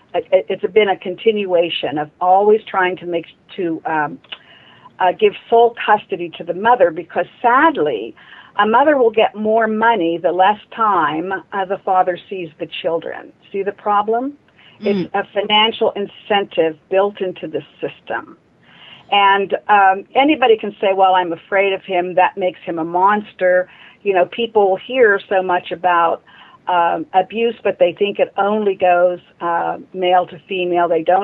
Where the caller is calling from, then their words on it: Pittsburgh, Pennsylvania, United States; I'm calling from Pittsburgh, Pennsylvania.